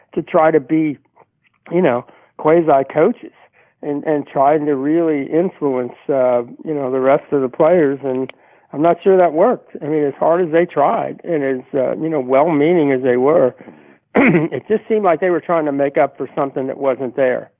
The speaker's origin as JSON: {"language": "English", "town": "Cincinnati", "region": "Ohio", "country": "United States", "tie": "born or raised there", "moved": "yes", "said": "growing up in Cincinnati"}